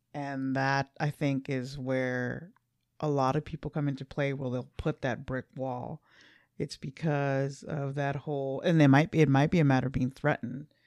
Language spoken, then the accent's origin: English; Los Angeles, California, United States; we're from L A.